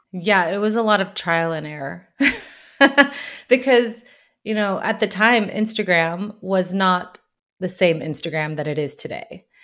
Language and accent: English; United States; moved away as an adult; also born or lived in Brussels, Belgium; now in Sweden; I'm an American living in Sweden